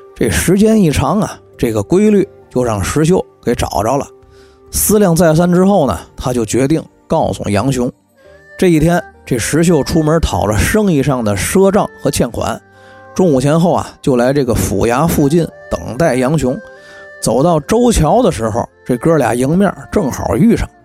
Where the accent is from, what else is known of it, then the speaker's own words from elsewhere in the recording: Tianjin, China; accent: Tianjin dialect; 用我们天津话说